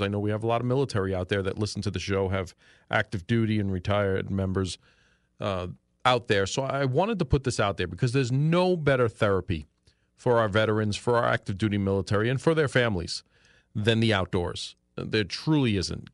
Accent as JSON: {"language": "English", "town": "New York City", "region": "New York", "country": "United States", "tie": "born or raised there", "moved": "as an adult", "lives_now": "Pennsylvania, United States", "said": "when I was a kid in New York, growing up in New York City, in Queens, New York"}